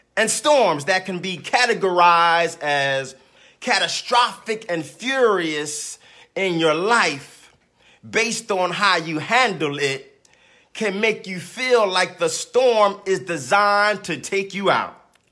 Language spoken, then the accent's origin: English; Philadelphia, Pennsylvania, United States; growing up in South Philadelphia